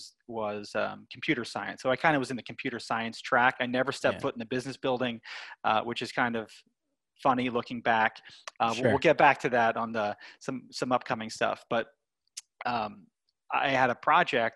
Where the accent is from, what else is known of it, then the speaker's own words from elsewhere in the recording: Lancaster, Pennsylvania, United States; I grew up in Lancaster, Pennsylvania, which is many people know as like Amish country